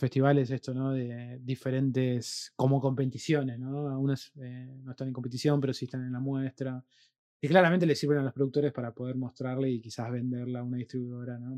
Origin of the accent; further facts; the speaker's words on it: Rosario, Santa Fe, Argentina; Nosotros somos de Rosario, tierra de Lionel